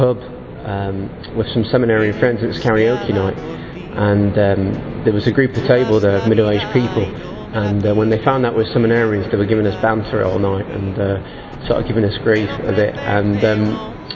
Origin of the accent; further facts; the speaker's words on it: Manchester, North West England, United Kingdom; I'm from Manchester in England.